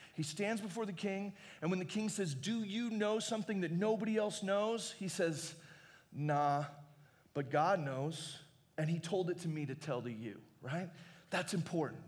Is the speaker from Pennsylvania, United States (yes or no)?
no; Arizona, United States; I grew up in Arizona and I'd never been really close to a bear before.